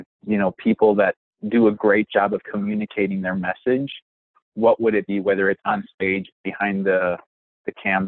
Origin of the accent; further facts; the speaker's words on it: Wisconsin, United States; I'm from Wisconsin